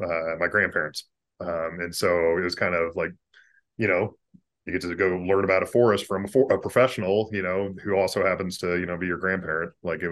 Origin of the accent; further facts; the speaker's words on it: Boise, Idaho, United States; that's kind of where I grew up in Boise, Idaho.